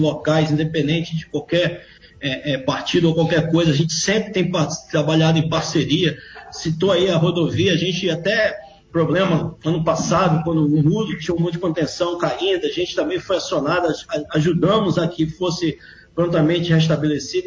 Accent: Brazil; Nós somos brasileiros

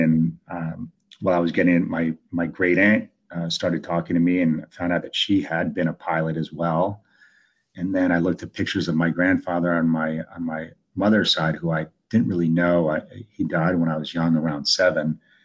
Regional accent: Italy; now in United States; I was born in Italy, but I'm the, I'm in the United States

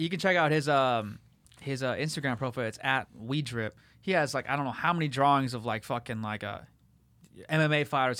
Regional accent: La Habra, California, United States; born or raised there; also born or lived in Whittier / Fullerton

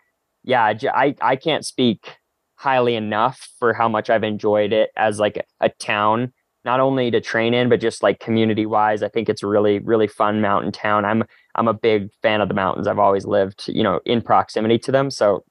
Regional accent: Salt Lake City, Utah, United States; also born or lived in Calgary, Alberta, Canada; now in Flagstaff, United States; I've lived at altitude my whole life. I was born at just above 3,500 feet in Calgary, Alberta, and I was raised in Salt Lake City, Utah, which is just under 5,000 feet.

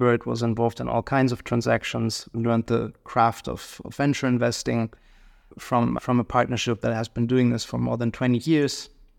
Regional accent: Hamelin, Lower Saxony, Germany; So I grew up in Western Germany, a small city close to Hanover called Hemlin.

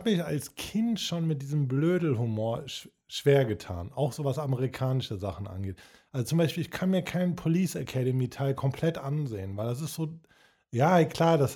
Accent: Cologne, North Rhine-Westphalia, Germany; Aber wahrscheinlich einfach, weil ich ein, ich bin ein Kölner Junge

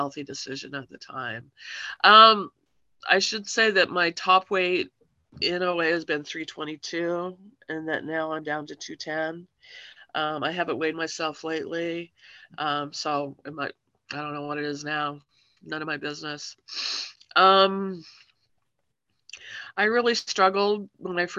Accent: Salt Lake City, Utah, United States; I grew up in Salt Lake City, Utah in the 80s

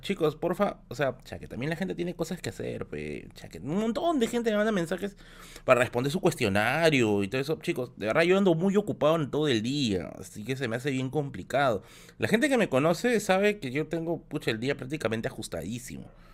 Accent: Tacna, Peru; also born or lived in Villa El Salvador, Lima; now in Lima, Peru; somos de Tacna

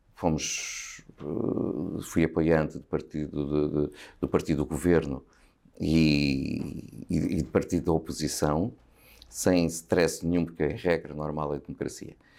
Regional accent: Sobral de Monte Agraço, Lisbon, Portugal; eu cresci no Sobral

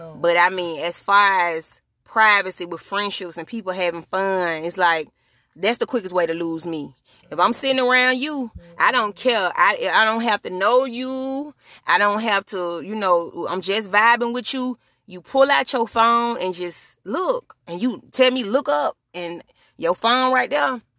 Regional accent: Birmingham, Alabama, United States; where I'm from, my hometown. Shout out to Birmingham, Alabama

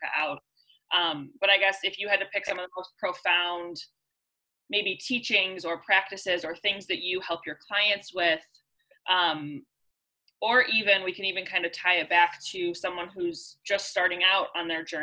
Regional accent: Ohio, United States; growing up in Ohio, where like it's really not the norm to be a spiritual person.

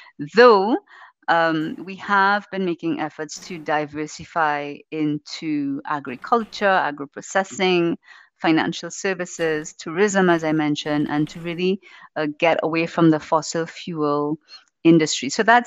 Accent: Trinidad & Tobago; also born or lived in Tobago; I am originally from Trinidad, the Republic of Trinidad and Tobago, but I live in the tiny island of Tobago.

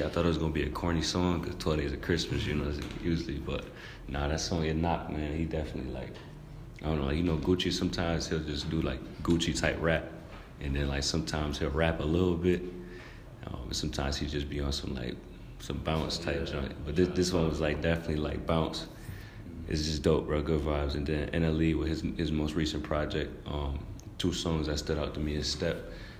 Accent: Rochester, New York, United States; my hometown, Rochester, New York.

